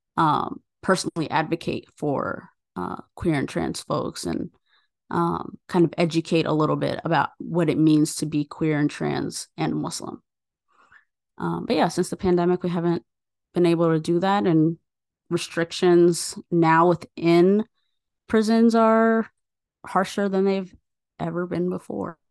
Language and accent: English; United States; now in Chicago, United States; I am born and raised in the U S and that I have an American passport